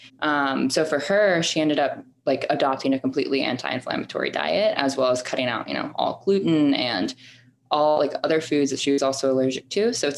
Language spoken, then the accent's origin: English; Marietta, Georgia, United States; also born or lived in Manhattan, New York; now in New York, United States; I'm a 24-year-old who is now working in marketing in Manhattan. I grew up in Marietta, Georgia